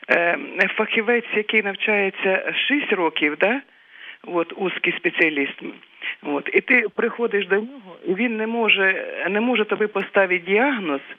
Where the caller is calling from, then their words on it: Kyiv, Ukraine; я з Києва.